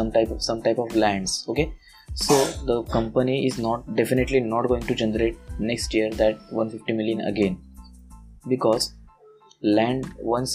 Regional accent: India; English is a second language; forgive me for my English, because I am an Indian person and I don't have that much fluency in English

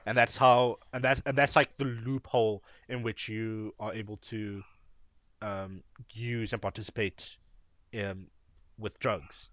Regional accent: Cape Town, Western Cape, South Africa; we are people from Cape Town

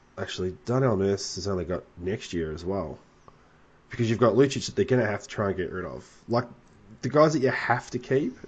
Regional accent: Australia

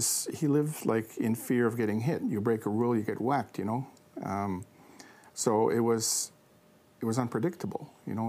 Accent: Kahnawake, Quebec, Canada; I'm from Ganawagi

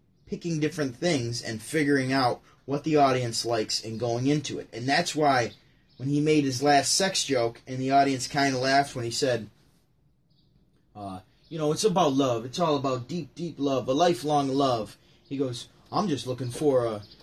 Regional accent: Syracuse, New York, United States; I'm from Syracuse, New York

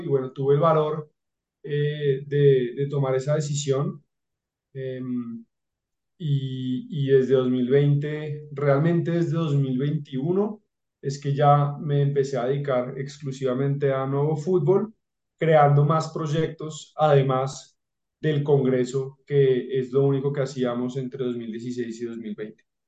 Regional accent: Bogotá, Colombia; yo soy de Bogotá

